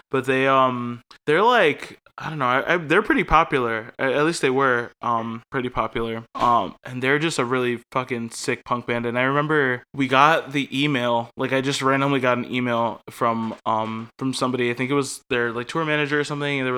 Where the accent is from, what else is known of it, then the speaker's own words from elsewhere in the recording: Connecticut, United States; Connecticut is my favorite town. My hometown is the state Connecticut.